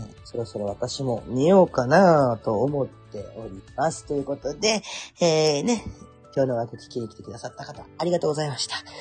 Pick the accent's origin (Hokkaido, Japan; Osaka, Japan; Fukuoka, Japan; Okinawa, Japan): Fukuoka, Japan; Kurume; accent: Kurume dialect; moved away as an adult; now in Oita, Japan; 生まれ育った久留米